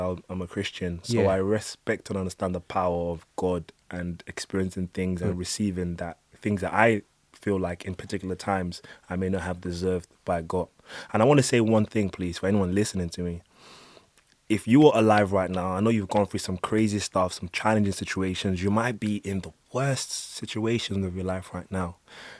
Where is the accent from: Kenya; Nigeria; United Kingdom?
Nigeria; I'm Nigerian and I used to play basketball, so I have a lot of American friends.